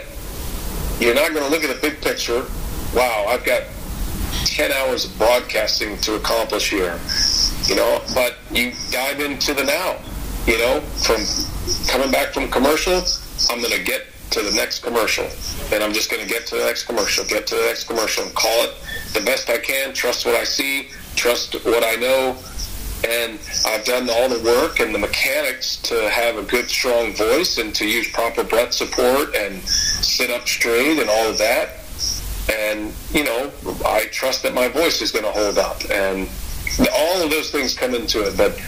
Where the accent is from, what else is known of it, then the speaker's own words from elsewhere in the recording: Georgetown, Texas, United States; now in Wisconsin, United States; I grew up just outside Austin in Georgetown